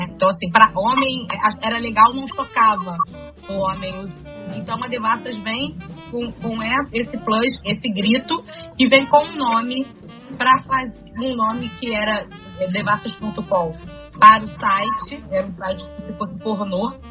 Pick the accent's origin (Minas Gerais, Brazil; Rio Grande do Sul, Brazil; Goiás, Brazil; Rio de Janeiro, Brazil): Rio de Janeiro, Brazil; E eu sou do Meire, eu sou nascido no Engenho Novo e moro no Meire desde, desde a minha adolescência, né? Que são bairros vizinhos, né?